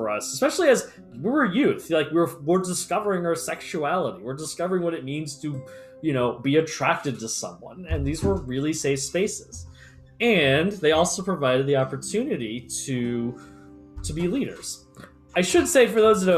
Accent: United States; I'm American

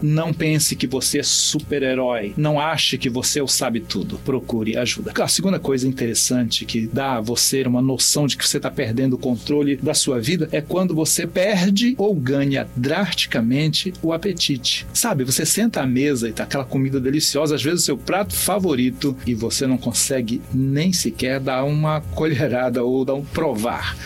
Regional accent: Pará, Brazil; Dormi em rede quando era criança no Pará

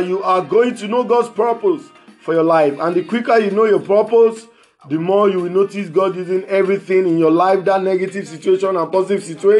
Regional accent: Lagos, Nigeria; I'm from Lagos, Nigeria

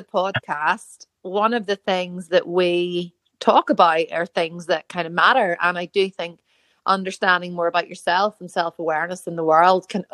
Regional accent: Northern Ireland, United Kingdom; I am Northern Irish

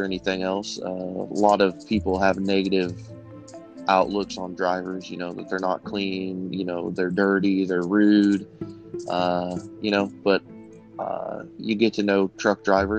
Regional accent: Central Illinois, United States; I'm from Central Illinois

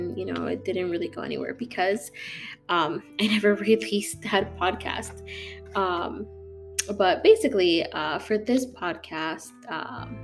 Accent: St. Charles, Illinois, United States; moved away as an adult; now in Florida, United States; I'm from Illinois, from a really small suburb called St. Charles

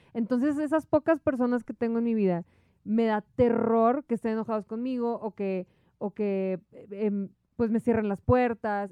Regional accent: Monterrey, Nuevo León, Mexico; moved away as an adult; La primera vez que me fui de Monterrey, que me fui un año, fue a los 18 años

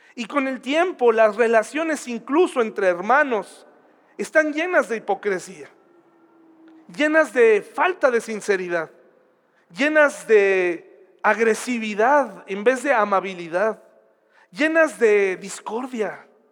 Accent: Mexico; así somos los mexicanos

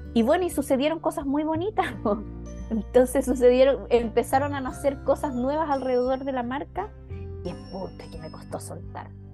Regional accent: Chile; moved away as an adult; now in Switzerland; Yo actualmente estoy en Suiza, que es mi otro país. Yo tengo doble nacionalidad

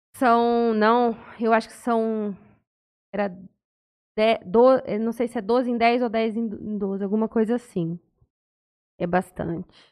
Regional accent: São José do Rio Preto, São Paulo, Brazil; also born or lived in Santa Fé do Sul; eu sou de São José do Rio Preto

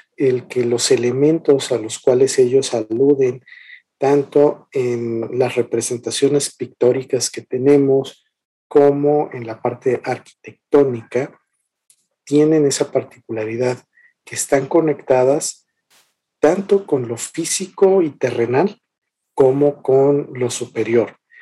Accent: Mexico; nosotros como mexicanos

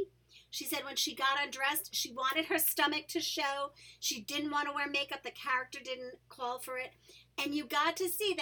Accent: New York City, New York, United States; growing up in New York City, a place where people of not only color and race differences are accepted

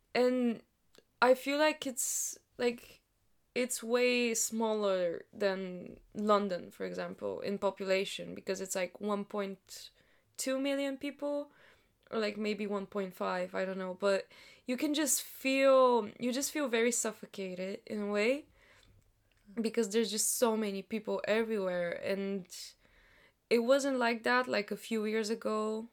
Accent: Sofia, Sofia City, Bulgaria; English is a second language; moved away as an adult; now in United Kingdom; the universities of sofia my hometown

